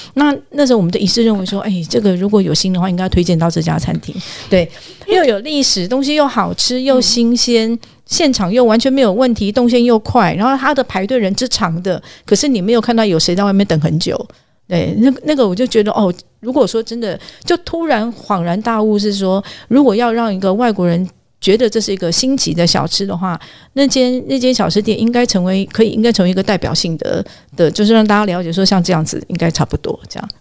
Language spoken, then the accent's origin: Chinese; Taiwan; 我们台湾人